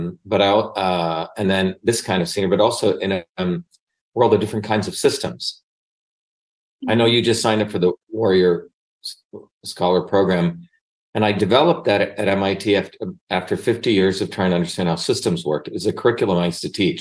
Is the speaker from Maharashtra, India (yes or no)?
yes; Mumbai, Maharashtra, India; moved away; I grew up in Bombay. I was born in Bombay, India, which is now called Mumbai